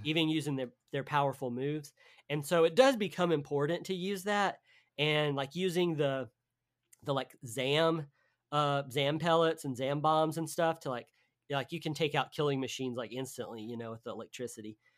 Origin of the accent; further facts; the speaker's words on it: the South, United States; I'm from the South